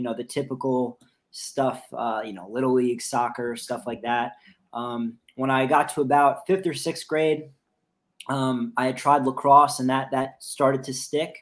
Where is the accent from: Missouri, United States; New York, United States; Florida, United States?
New York, United States; Rockland County; moved away as an adult; also born or lived in Pennsylvania / Queens, New York; now in Virginia, United States; I grew up in Rockland County, New York, which is like a suburb of Manhattan.